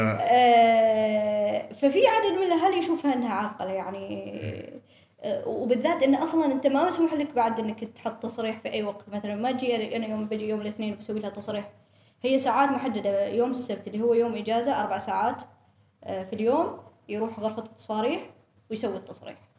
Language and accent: Arabic; Oman; نحن في عمان شبه قارة دولة كبيرة